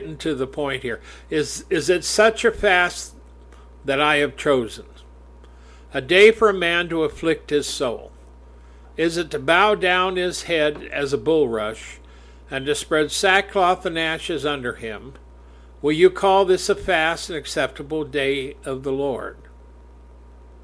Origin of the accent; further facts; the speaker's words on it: United States; I'm an American